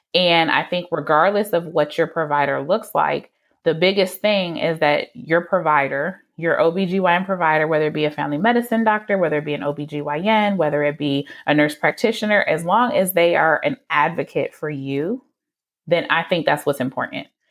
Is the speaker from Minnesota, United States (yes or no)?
no; Detroit, Michigan, United States; I am from the Metro Detroit area